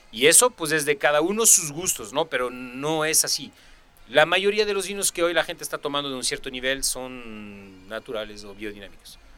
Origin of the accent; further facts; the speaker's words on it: Mexico; yo soy mexicano, sin quiero que sea, o sea, pero pero de México país.